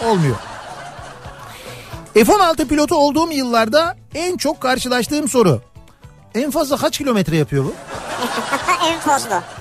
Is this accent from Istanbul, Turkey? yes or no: yes; Istanbul, Turkey; Ee, İstanbulluyum. Annem babam 1953'te Arnavutluk'tan İstanbul'a gelmişler.